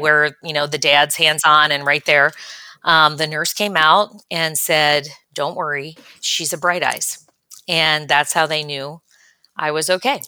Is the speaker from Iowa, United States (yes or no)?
no; Cincinnati, Ohio, United States; also born or lived in California / Chicago / Kansas City; I grew up in Cincinnati, Ohio, and spent the better part of my life there